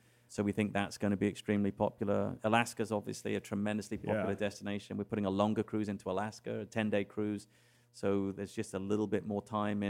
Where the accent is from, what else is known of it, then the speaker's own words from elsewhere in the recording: England, United Kingdom; born there; I was born in England.